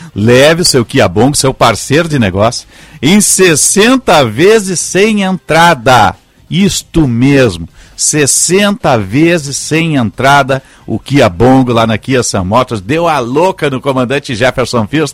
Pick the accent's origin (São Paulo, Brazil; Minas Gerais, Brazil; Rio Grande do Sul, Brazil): Rio Grande do Sul, Brazil; Rio Grande; eu nasci em Rio Grande